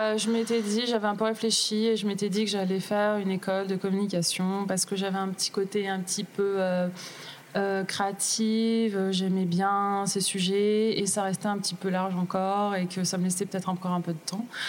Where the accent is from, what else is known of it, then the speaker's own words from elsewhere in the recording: Grenoble, Auvergne-Rhône-Alpes, France; moved away as an adult; also born or lived in Manchester / Paris / Lille; je suis grenobloise de base. donc j'ai quitté Grenoble